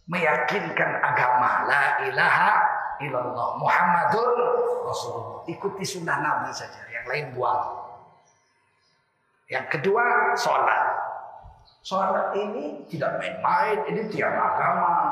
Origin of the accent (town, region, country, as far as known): North Sumatra, Indonesia